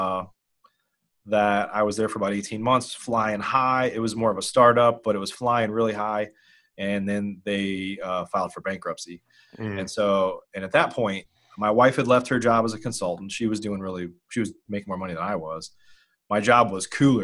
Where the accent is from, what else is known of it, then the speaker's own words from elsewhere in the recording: Illinois, United States; moved away as an adult; also born or lived in Chicago, Illinois; now in Dallas, United States; I grew up in Illinois.